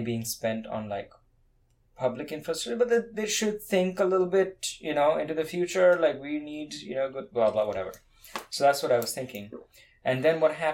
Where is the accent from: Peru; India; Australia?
India; moved away as an adult; now in Austin, United States; I'm from India